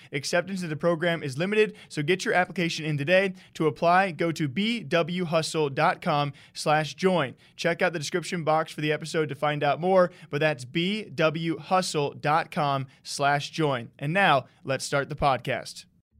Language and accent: English; Iowa, United States; I'm from Iowa. I add U's all the time.